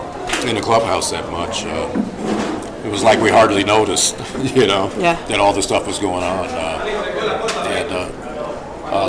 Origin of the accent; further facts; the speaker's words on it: Los Angeles, California, United States; moved away; I grew up in Los Angeles